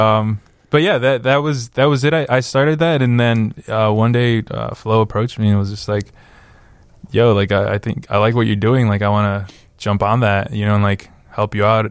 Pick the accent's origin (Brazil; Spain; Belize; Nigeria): Belize; Benque Viejo del Carmen, Cayo District; now in Chicago, United States; I grew up in Belize